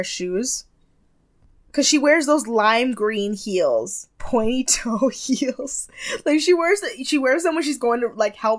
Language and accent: English; Jamaica; I'm Jamaican!